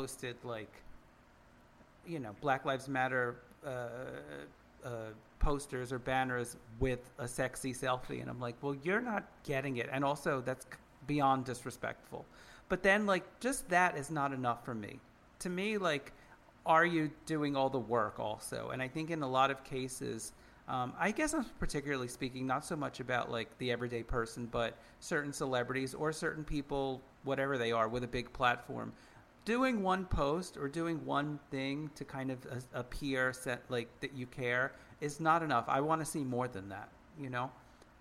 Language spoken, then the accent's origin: English; United States; we're all American.